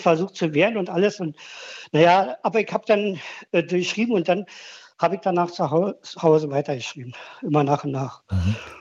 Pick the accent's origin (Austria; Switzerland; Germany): Germany; now in Berlin, Germany; ich bin aus der DDR